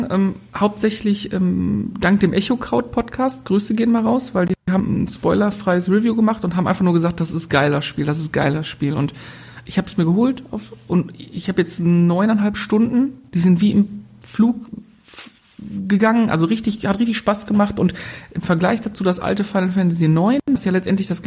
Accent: North Rhine-Westphalia, Germany; wir kommen ja aus dem Ruhrgebiet, also von daher.

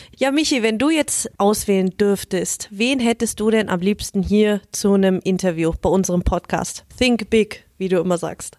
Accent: Germany; ich als Deutsche

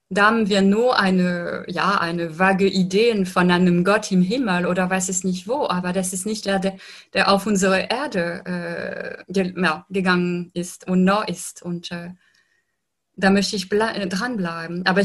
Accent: France; ich lebe in einer Gesellschaft, aber ich stamme aus Frankreich und in Frankreich zum Beispiel sind äh, sehr säkularisiert

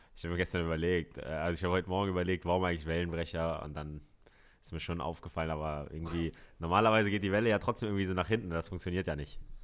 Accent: Hamburg, Germany; ich bin ein Hamburger Jung

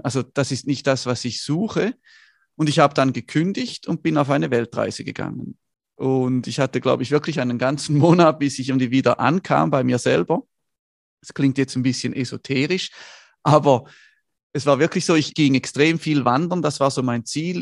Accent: Schaffhausen, Switzerland; Ich komme aus Schaffhausen also aus der Nordschweiz

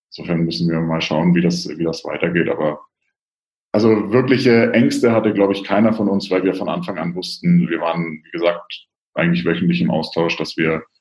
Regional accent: Bavaria, Germany; ich komme aus Franken, deswegen habe ich die ganze Coburg-Geschichte ja so ein bisschen aus der Ferne, aus Rothenburg auch miterlebt

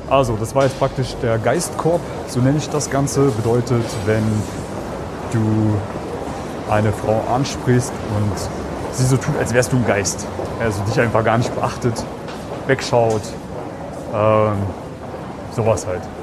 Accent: Germany; Ich bin Piefke.

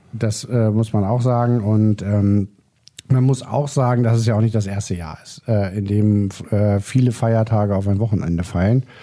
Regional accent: Lower Saxony, Germany; Also ich bin hier in Niedersachsen aufgewachsen, also protestantisches Kernland

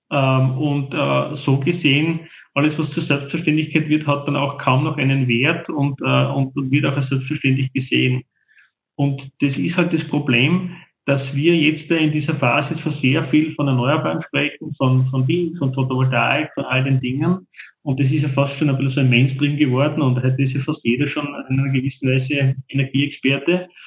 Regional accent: Salzburg, Austria; Das interessiert ja mich als Salzburger nicht, als Bewohner dort.

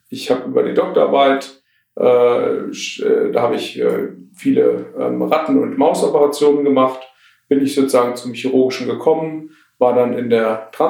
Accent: Taunus, Hesse, Germany; also born or lived in Tübingen / Marburg / Berlin / Aachen; komme ich tatsächlich hier aus dem Taunus. Ich bin im Taunus groß geworden, bin dann nach dem Abitur, äh, habe ich die Region verlassen, über Tübingen, Marburg nach Berlin, war dann bis 2010 in Berlin.

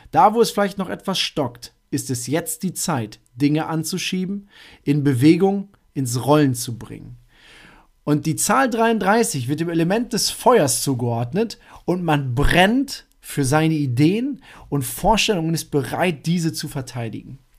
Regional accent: North Rhine-Westphalia, Germany; Ich komme aus Münsterland, da rufen diejenigen, die jetzt gerade zuhören, natürlich schon Yes! Schnapszahl, genau so ist es.

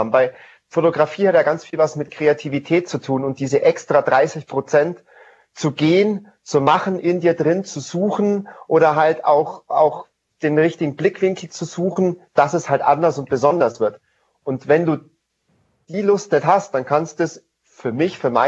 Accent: Bavaria, Germany; Und ich bin im Allgäu aufgewachsen und da ist man natürlich viel in den Bergen unterwegs viel beim Skifahren, Snowboarden, Klettern und sonstige Sachen.

